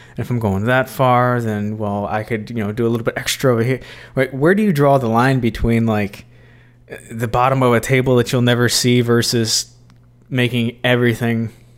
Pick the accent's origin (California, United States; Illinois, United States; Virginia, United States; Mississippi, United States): Mississippi, United States; Starkville; We're from Starkville.